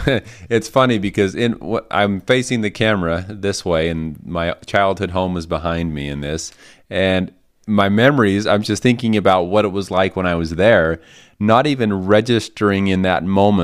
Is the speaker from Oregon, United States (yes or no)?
no; Hildale, Utah, United States; moved away as an adult; Today, we are back out in my hometown.